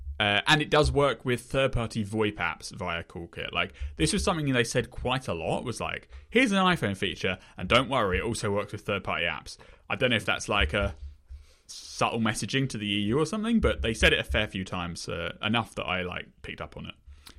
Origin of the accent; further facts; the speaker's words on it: United Kingdom; I'm British.